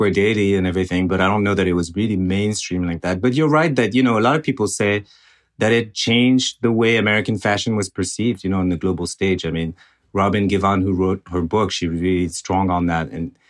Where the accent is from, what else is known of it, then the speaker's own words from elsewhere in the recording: France; I'm from France